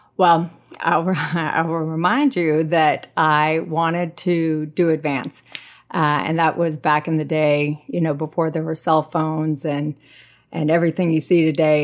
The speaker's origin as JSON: {"language": "English", "town": "San Jose", "region": "California", "country": "United States", "tie": "born or raised there", "also_born_or_lived": "Chico, California", "moved": "as an adult", "lives_now": "Washington, United States", "said": "I grew up in San Jose, California"}